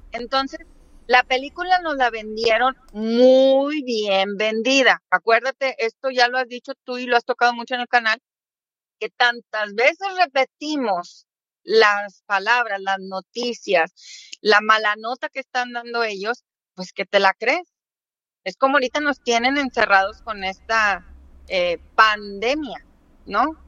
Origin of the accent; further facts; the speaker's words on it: Mexico; moved away as an adult; now in Florida, United States; Yo soy mexiquense